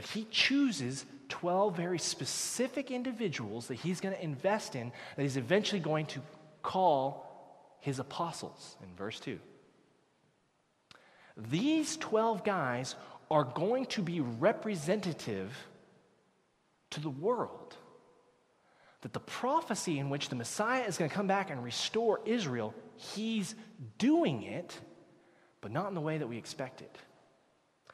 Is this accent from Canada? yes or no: yes; Canada; Canadians, where did we come from? We came from England, came from Great Britain.